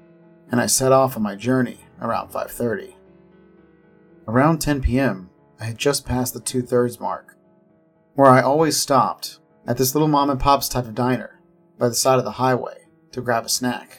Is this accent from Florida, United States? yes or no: yes; Florida, United States; I was going to college in South Florida and lived with my family in my hometown in the Florida Panhandle.